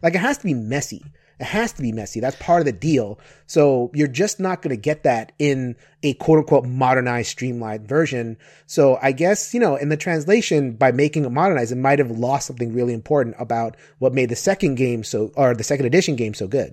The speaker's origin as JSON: {"language": "English", "town": "New York City", "region": "New York", "country": "United States", "said": "I'm from New York City"}